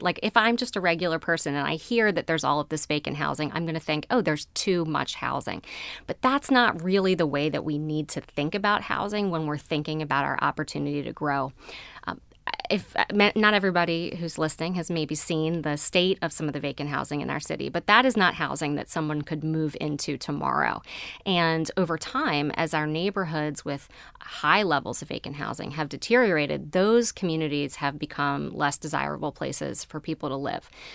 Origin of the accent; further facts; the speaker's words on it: Baltimore County, Maryland, United States; I grew up in Baltimore County